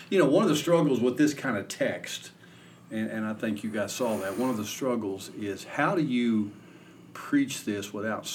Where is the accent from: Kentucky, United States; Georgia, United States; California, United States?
Kentucky, United States; Ashland; I grew up in Kentucky. Hometown Ashland